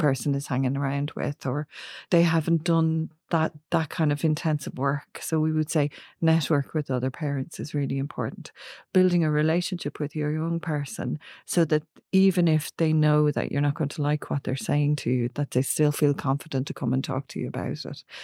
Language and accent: English; Ireland; we are in Ireland, we are an Irish culture